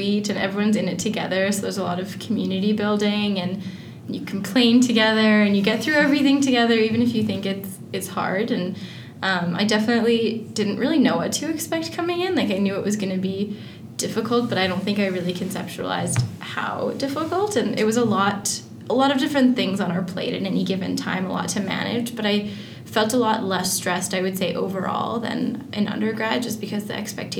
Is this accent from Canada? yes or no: yes; Edmonton, Alberta, Canada; I am also from Edmonton. I grew up here